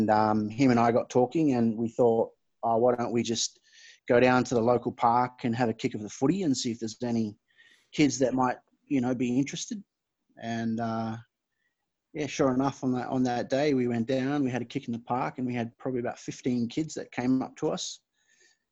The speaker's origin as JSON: {"language": "English", "country": "Fiji", "tie": "born or raised there", "moved": "yes", "said": "My background's Fijian, so I was born and raised here in Fiji"}